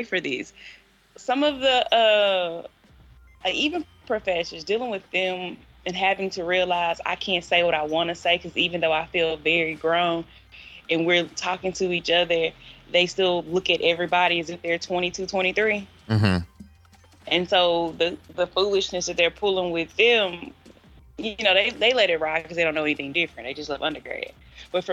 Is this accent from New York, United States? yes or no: no; Clinton, Mississippi, United States; moved away as an adult; now in Nashville, United States; I'm from Clinton, Mississippi